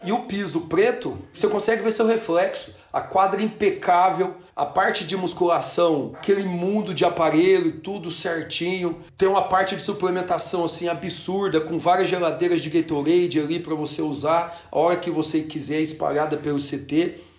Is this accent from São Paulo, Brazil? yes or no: yes; Orlândia, São Paulo, Brazil; moved away as an adult; also born or lived in United States / Israel; a gente saiu de Orlândia, uma cidade pequena